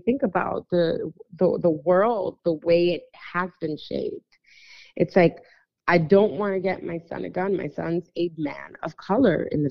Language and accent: English; New York City, New York, United States; now in Texas, United States; we were three girls growing up in New York City